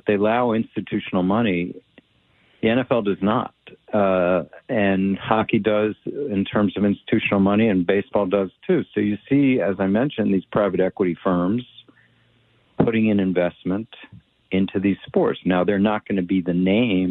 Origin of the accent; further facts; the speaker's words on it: Washington, District of Columbia, United States; I'm from Washington, D.C.